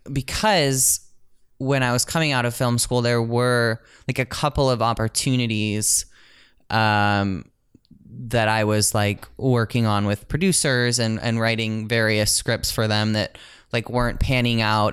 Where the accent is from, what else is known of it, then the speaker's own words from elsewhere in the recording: St. Louis, Missouri, United States; now in Los Angeles, United States; I'm from Saint Louis